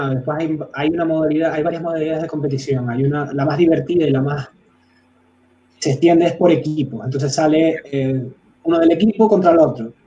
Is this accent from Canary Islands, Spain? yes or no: yes; Canary Islands, Spain; yo soy canario, eh, es verdad que a lo mejor no soy el más canario de los canarios